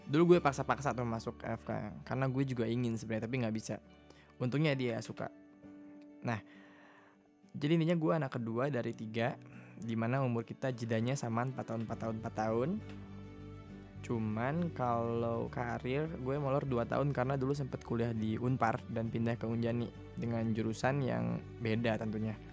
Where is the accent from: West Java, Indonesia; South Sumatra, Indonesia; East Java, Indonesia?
West Java, Indonesia; Tasikmalaya; also born or lived in Bandung; now in Jakarta, Indonesia; eh gue lahir di Tasikmalaya lahir dan besar di Tasik itu kota sejuta kenangan